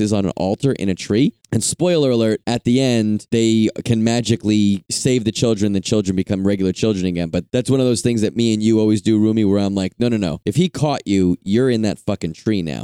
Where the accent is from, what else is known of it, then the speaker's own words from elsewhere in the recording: East Coast, United States; moved away as an adult; now in Los Angeles, United States; Living in the East Coast, growing up in the East Coast